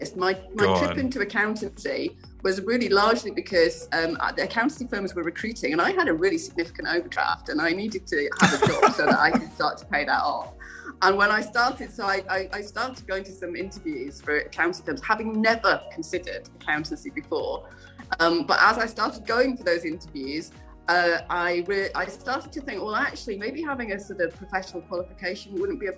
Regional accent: Yorkshire and the Humber, United Kingdom; also born or lived in London; now in Scotland, United Kingdom; I was born and brought up in Yorkshire

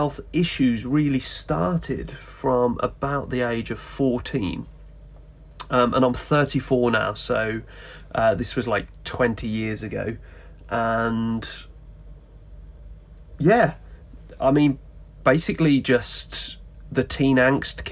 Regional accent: West Midlands, United Kingdom; Born and bred in the West Midlands in the UK

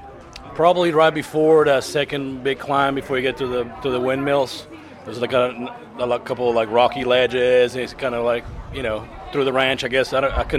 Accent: Argentina; now in Fort Worth, United States; I'm from Argentina, but I live in Fort Worth, Texas.

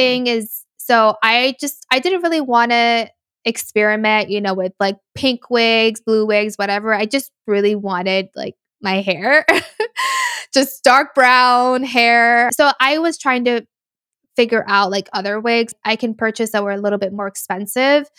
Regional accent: United States; I've already been living two separate lives my whole life, being American and then being Latina

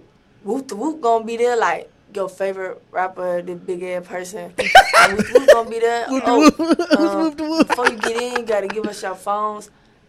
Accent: Atlanta, Georgia, United States; Like, I'm from Atlanta. We don't do shit like that.

